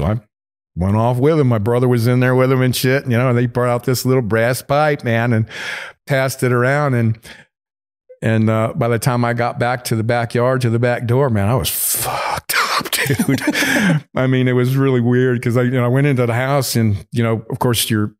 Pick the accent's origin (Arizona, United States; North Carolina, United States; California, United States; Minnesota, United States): North Carolina, United States; also born or lived in Wisconsin; now in Los Angeles, United States; I grew up in North Carolina. Mm-hmm. And then, like I said, my father was 82nd Airborne. Mm-hmm. And then 4 years of high school in Wisconsin.